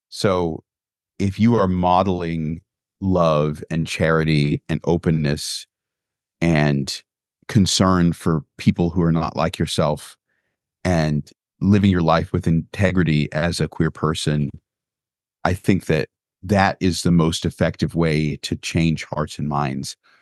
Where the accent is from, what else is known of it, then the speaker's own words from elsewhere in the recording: Sumter County, Florida, United States; now in Maryland, United States; I remember growing up in Sumter County, Florida